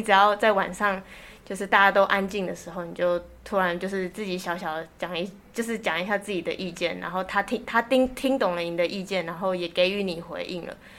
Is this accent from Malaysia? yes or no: no; Miaoli County, Taiwan; moved away as an adult; now in Taipei, Taiwan; 我是从苗栗来的